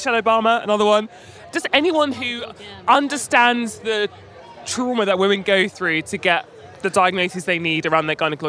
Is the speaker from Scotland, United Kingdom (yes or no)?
no; Bedford, East of England, United Kingdom; I grew up in Bedfordshire, small town, yeah. Bedford. I went to Dame Alice Harper School.